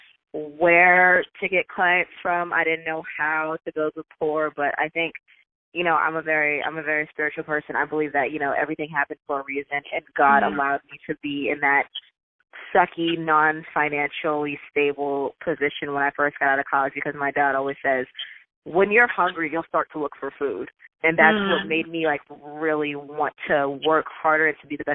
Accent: New York City, New York, United States; I'm from Brooklyn, Bed-Stuy, born and raised over in Sumner Projects

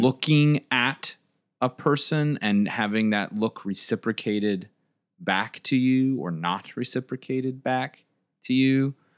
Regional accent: United States; as an American audience

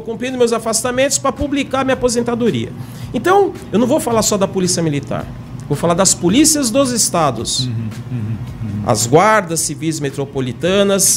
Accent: São Paulo, Brazil; eu sou de São Paulo, mas tô morando aqui

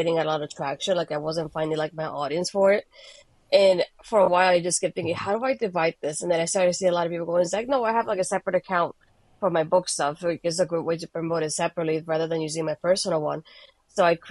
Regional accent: Bayamón, Puerto Rico; accent: Hispanic; English is a second language; now in United States; I was born in Puerto Rico, in Bayamon specifically, so very close to San Juan for those that haven't visited the island. But yeah, I was there up until 2004, that I moved here in December.

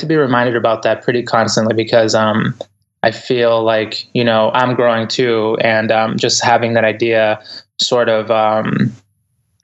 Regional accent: Boston, Massachusetts, United States; English is a second language; also born or lived in Ecuador; I grew up in the inner city in Boston, and I came to the United States back when, I'm originally from Ecuador, and family back here. I came to here when I was about 4 years old

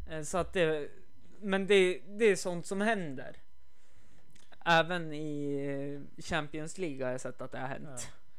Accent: Sweden; Och så sen eh, bara det här liksom. Vi är från Sverige.

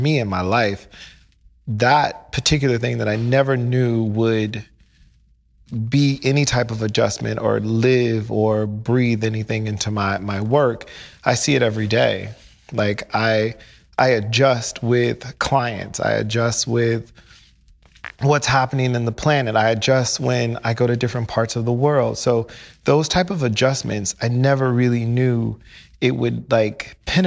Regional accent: Midwest, United States; moved away; also born or lived in St. Louis / Chicago / New York City; I grew up in the Midwest in a classic Americana way

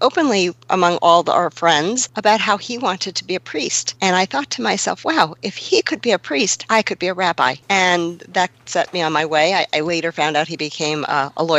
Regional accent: Long Island, New York, United States; I was growing up in Long Island, right outside of the city.

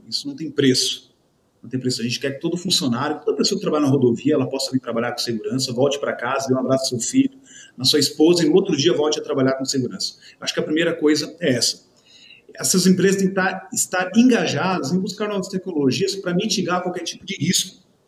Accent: Santa Catarina, Brazil; Eu sou do Sul né, de Santa Catarina, uma região italiana.

